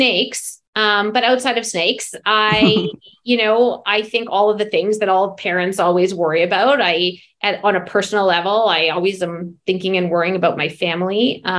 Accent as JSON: {"language": "English", "town": "Calgary", "region": "Alberta", "country": "Canada", "tie": "born or raised there", "also_born_or_lived": "New York"}